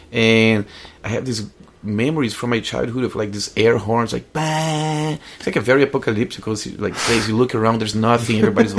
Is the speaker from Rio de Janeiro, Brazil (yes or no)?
yes; Rio de Janeiro, Brazil; Born in Brazil.